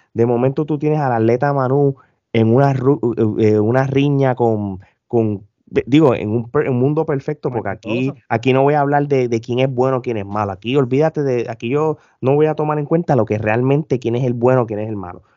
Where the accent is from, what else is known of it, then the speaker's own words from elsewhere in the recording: Puerto Rico; now in Orlando, United States; como todos nosotros boricuas, traemos las malas mañas de Puerto Rico acá